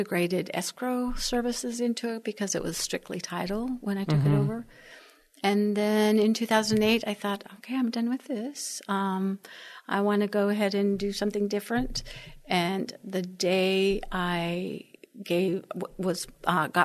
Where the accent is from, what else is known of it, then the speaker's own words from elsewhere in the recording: Wyoming, United States; also born or lived in Colorado / Alaska / San Juan Islands, Washington; now in San Antonio, United States; I was born and raised in Wyoming.